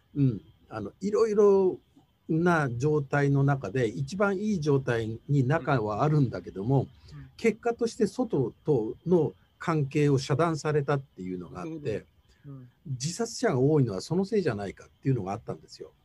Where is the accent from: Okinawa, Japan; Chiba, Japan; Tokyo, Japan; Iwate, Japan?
Tokyo, Japan; 東京生まれの東京育ちで